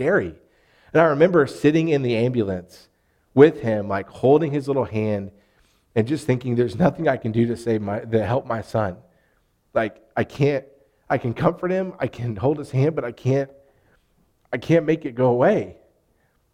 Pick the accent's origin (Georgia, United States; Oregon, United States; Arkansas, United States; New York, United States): Arkansas, United States; what's the plural word for you for us Arkansans? Y'all